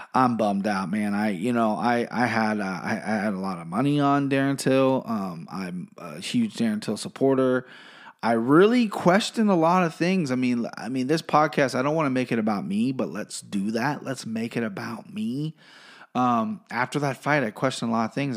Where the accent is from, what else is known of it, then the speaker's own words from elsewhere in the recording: Cincinnati, Ohio, United States; I'm from Cincinnati